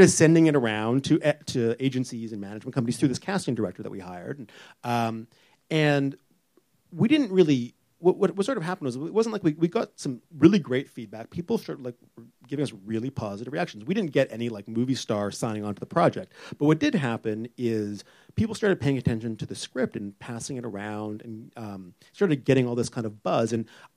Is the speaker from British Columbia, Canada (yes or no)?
yes; Vancouver, British Columbia, Canada; moved away as an adult; now in Toronto, Canada; I'm from Vancouver originally.